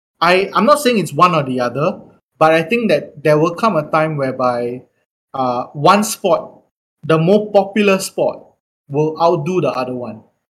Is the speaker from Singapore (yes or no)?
yes; Singapore; growing up in Singapore